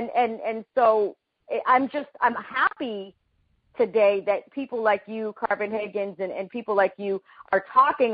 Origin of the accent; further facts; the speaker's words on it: Panama; moved away; in my country, I'm from Panama